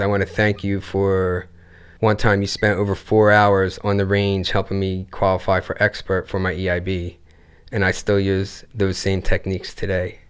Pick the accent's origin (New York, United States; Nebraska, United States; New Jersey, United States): New Jersey, United States; Gloucester City; Gloucester City, New Jersey. Originally